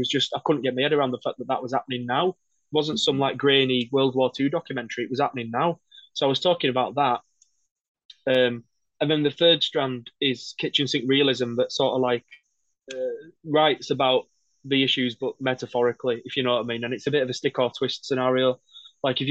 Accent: Wakefield, Yorkshire and the Humber, United Kingdom; I'm from Wakefield

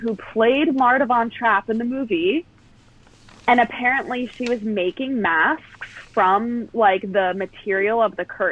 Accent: New Jersey, United States; moved away; also born or lived in South Carolina; I grew up in New Jersey.

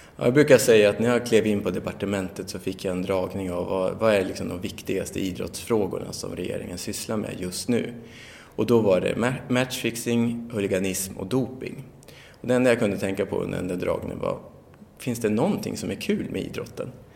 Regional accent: Västerås, Västmanland, Sweden; also born or lived in Barcelona; jag är ju västeråsare

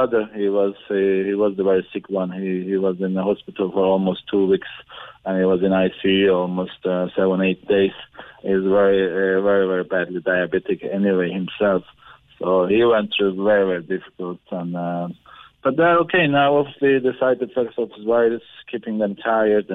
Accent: Ankara, Turkey; moved away; we are from Ankara, it's the capital of the Turkey

